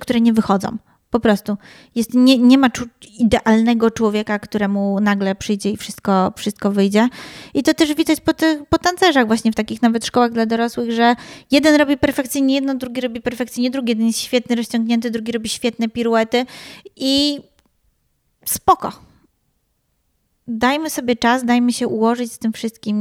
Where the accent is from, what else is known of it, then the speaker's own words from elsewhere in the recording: Wrocław, Lower Silesian Voivodeship, Poland; my we wrocławskich blokowiskach